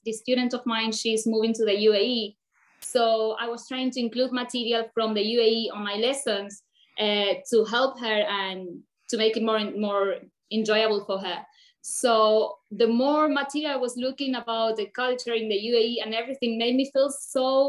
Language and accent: English; Buenos Aires, Argentina; moved away as an adult; also born or lived in Dubai; I'm from Buenos Aires